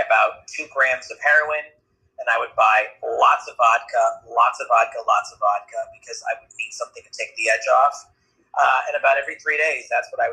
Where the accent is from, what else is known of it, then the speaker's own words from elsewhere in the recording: New Hampshire, United States; I grew up in New Hampshire